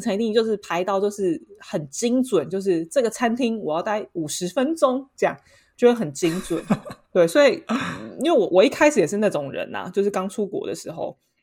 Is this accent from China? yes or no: no; Taiwan; now in Paris, France; 身为一个台湾人